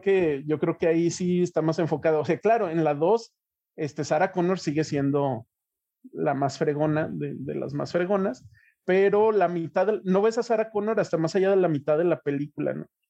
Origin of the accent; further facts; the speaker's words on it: Mexico; nosotros como mexicanos